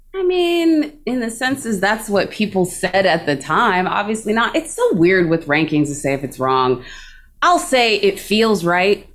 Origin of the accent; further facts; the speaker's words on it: Texas, United States; as a Texan